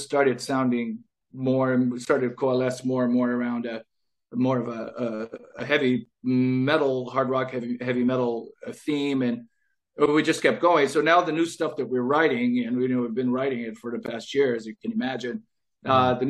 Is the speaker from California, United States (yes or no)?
yes; California, United States; I grew up in California